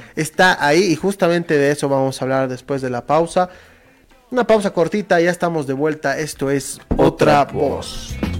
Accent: Bolivia; nosotros como bolivianos

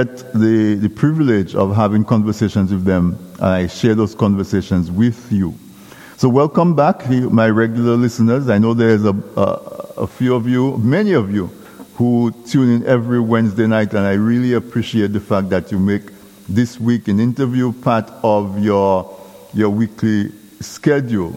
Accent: Dominica; when I grew up in Casabras, we had no electricity.

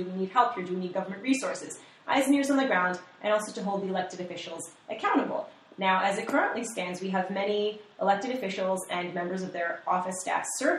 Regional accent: Northern Ireland, United Kingdom

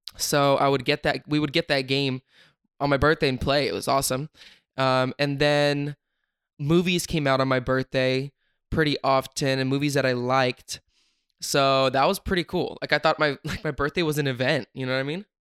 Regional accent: Sacramento, California, United States; I'm from Sacramento

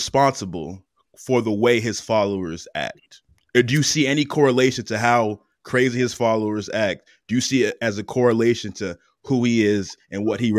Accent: Attleboro, Massachusetts, United States; He's from my hometown of Attleboro.

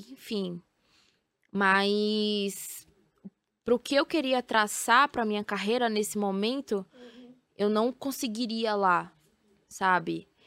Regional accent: Feira de Santana, Bahia, Brazil; eu sou de Feira de Santana e algumas coisas ainda não chegam lá, sabe?

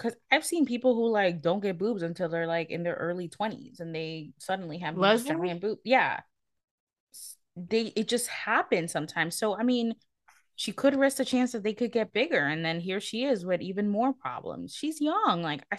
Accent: United States; Man, I don't know if you know that we're American.

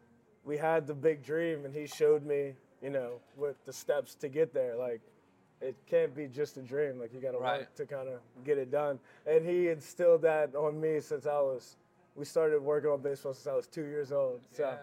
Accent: New Orleans, Louisiana, United States; I say that pretty much made me who I am today.

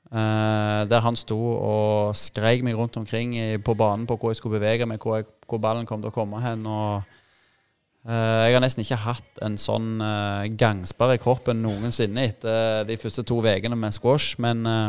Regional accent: Jæren, Rogaland, Norway; Jeg er jærbu, og flaggskipet på Jæren har alltid vært Bryne

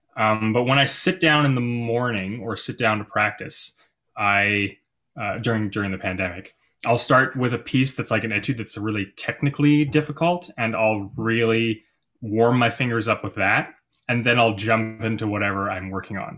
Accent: Calgary, Alberta, Canada; I moved back to my hometown of Calgary, Alberta

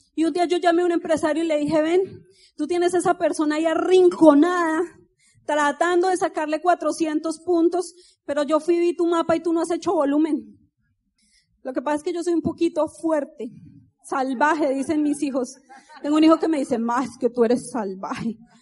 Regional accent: Colombia; moved away; café, dicen ustedes, pero nosotros decimos tinto.

